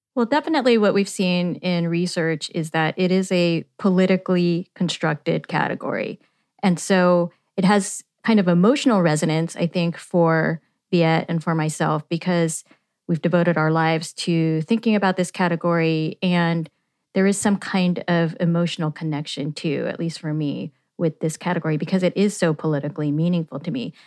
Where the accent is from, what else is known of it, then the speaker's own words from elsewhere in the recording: Yuba City, California, United States; I grew up in Yuba City, California